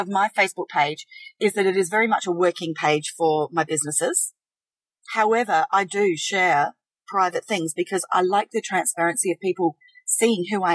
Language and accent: English; South Australia, Australia; we're from South Australia